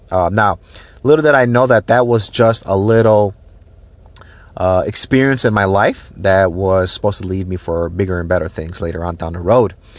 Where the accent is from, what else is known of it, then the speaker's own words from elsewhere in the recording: Minneapolis, Minnesota, United States; moved away as an adult; now in Tampa Bay, United States; I was, uh, born and raised in the Saint Paul, Minneapolis, uh, Minnesota area.